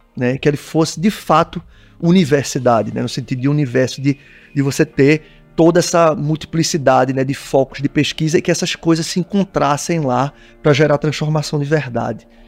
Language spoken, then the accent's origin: Portuguese; Pernambuco, Brazil; eu sou pernambucano, pernambucano é caseiro pra caramba